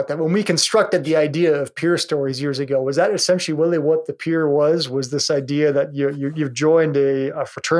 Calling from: Seattle, Washington, United States; Now I'm calling from Seattle, Washington today.

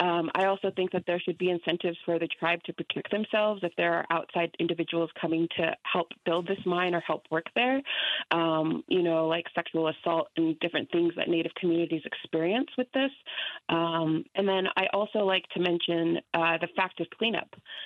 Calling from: Albuquerque, New Mexico, United States; I'm calling from Albuquerque.

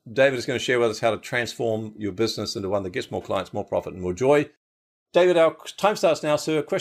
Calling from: Brisbane, Queensland, Australia; I'm in Brisbane, so just down the road from your place. Bris Vegas, as we call it here.

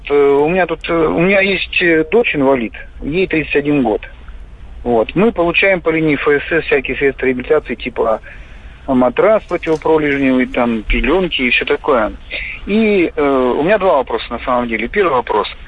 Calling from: Krasnoyarsk, Krasnoyarsk Krai, Russia; я из Красноярска звоню

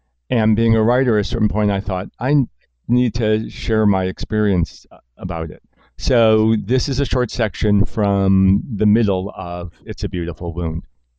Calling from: New York, United States

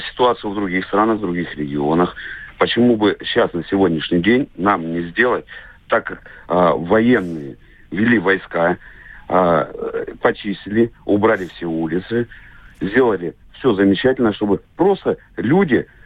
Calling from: Vladivostok, Primorsky Krai, Russia; А, я звоню вам с Дальнего Востока, город Владивосток.

